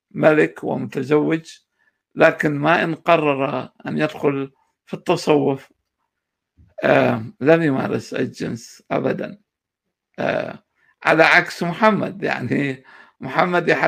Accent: Mosul, Nineveh, Iraq; moved away as an adult; now in United States; انا اولا آه، من مواليد 1972 آه، العراق الموصل آه، آه، أنا هاجرت إلى الولايات المتحدة عام 2010

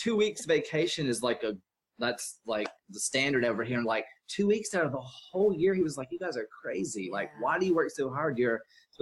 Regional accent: Mississippi, United States; moved away as an adult; now in Austin, United States; I live in Austin, Texas. I'm from Mississippi. I moved out here to kind of get away from my parents and where I was raised

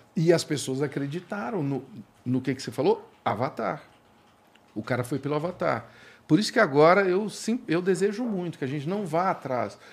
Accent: Ituverava, São Paulo, Brazil; eu nasci em Tuverava

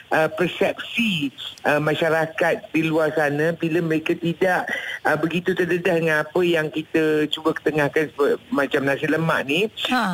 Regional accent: Malaysia; kita sebagai rakyat Malaysia

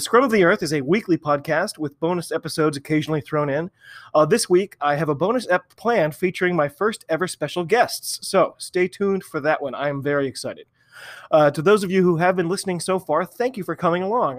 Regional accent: United States; also born or lived in Massachusetts; I'm an American rugby fan

